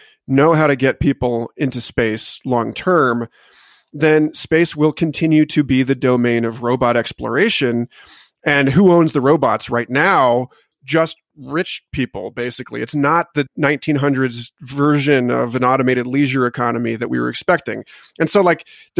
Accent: United States; I'm an American and we're shitheads

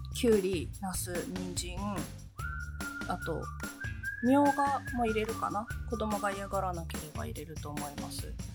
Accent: Hadano, Kanagawa, Japan; あの神奈川県のあの秦野市というところの出身なんですけどあの両親は2人とも山形県出身なんですよ

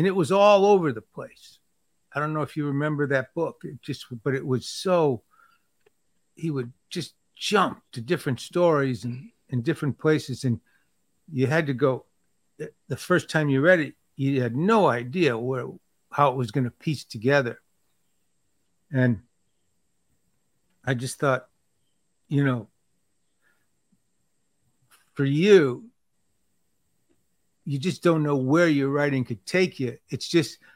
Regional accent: Michigan, United States; I was from Michigan

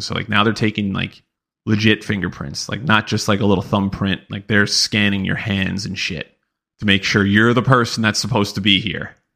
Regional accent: New York, United States; we're all from New York

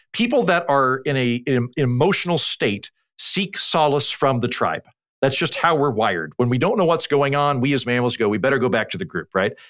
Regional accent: Oklahoma, United States; moved away; also born or lived in Oxford; when I was a kid growing up in Oklahoma, a very conservative part of the country

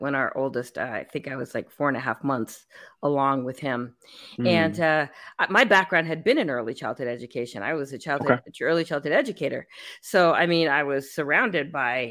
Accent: San Francisco, California, United States; moved away as an adult; also born or lived in Bay Area, California; now in Texas, United States; I was from San Francisco.

